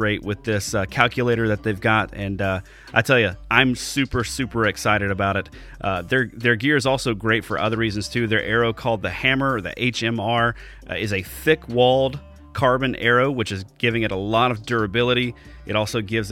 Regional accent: Alabama, United States; moved away as an adult; now in Wisconsin, United States; I've only been here for 2 years. I'm from Alabama originally

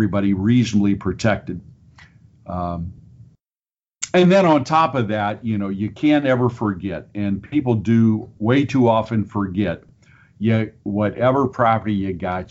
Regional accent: Minster, Ohio, United States; I am originally from the Minster, Auglaize County area

